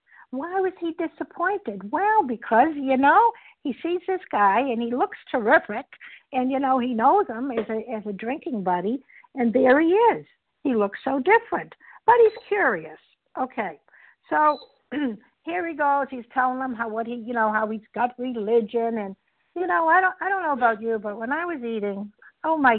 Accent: Boston, Massachusetts, United States; I'm from Boston, Massachusetts

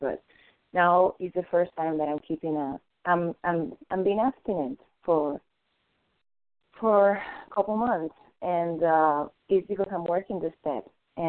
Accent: Florida, United States; from Florida, recovering compulsive overeating for today.

